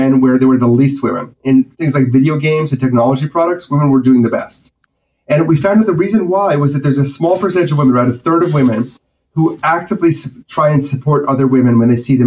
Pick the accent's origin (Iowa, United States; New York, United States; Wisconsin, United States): Wisconsin, United States; moved away as an adult; I grew up in Wisconsin